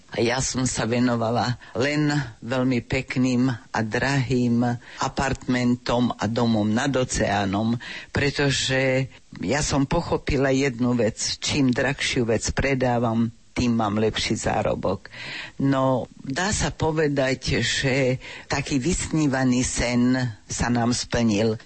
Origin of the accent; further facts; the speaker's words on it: Slovakia; first language Slovak; moved away as an adult; now in Canada; Ja som taký patriot, by sa dalo povedať Doma sme rozprávali vždy veľmi pekne po slovensky, mama bola Martinčianka